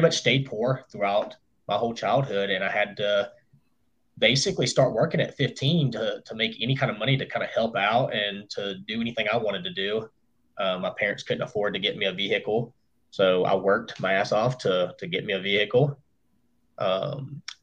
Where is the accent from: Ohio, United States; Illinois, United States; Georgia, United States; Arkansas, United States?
Georgia, United States; Hiram; also born or lived in Kennesaw, Georgia; I was raised in Hiram, Georgia, which is a little bit further to the northwest of Atlanta.